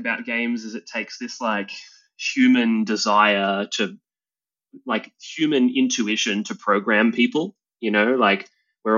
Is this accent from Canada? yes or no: no; Australia; I'm an Australian entrepreneur